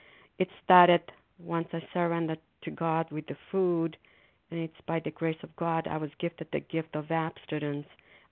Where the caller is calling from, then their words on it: Foxborough, Massachusetts, United States; calling from Foxborough, Massachusetts.